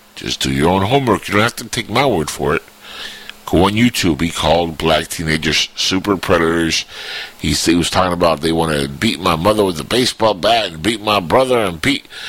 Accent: Florida, United States; Florida, my hometown.

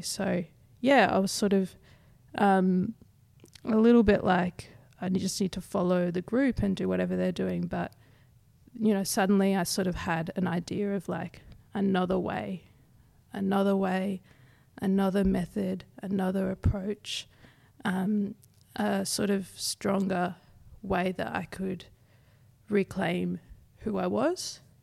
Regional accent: South East Queensland, Australia; grew up in South East Queensland, so I've never been too far away from country

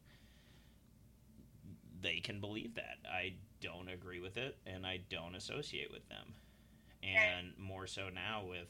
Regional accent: Utah, United States; I grew up in Utah, and most of my friends were white, but that was the area I grew up in.

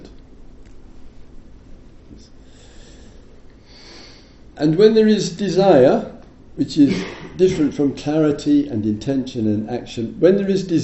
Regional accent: England, United Kingdom

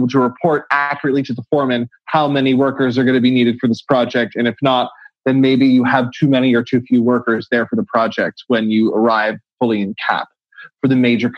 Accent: San Francisco, California, United States; Growing up in San Francisco, like I did

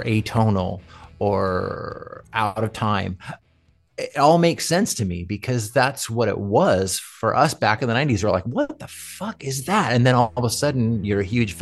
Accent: California, United States; also born or lived in Johnson City, New York / Redondo Beach / Newport Beach / Irvine; I was born in Johnson City, New York, and my parents moved to California when I was a kid. So I pretty much grew up in California

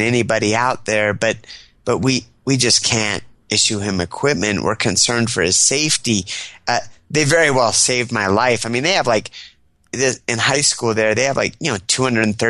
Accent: State College, Pennsylvania, United States; also born or lived in Washington State; He got a job at Penn State University in State College, Pennsylvania, Happy Valley. Mm-hmm. And so from the, I guess I was like two when we moved there. And so that's the town I grew up

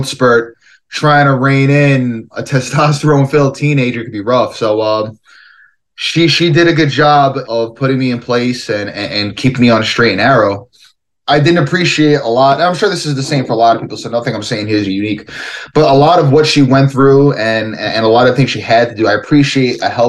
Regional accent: New York City, New York, United States; I grew up in Brooklyn, New York.

